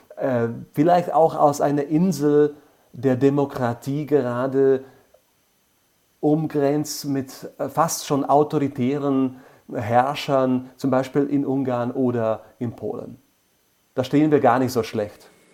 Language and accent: German; Bratislava, Bratislava Region, Slovakia; mit meiner Stadt, wo ich geboren bin und wo ich tatsächlich fast mein ganzes Leben lang lebe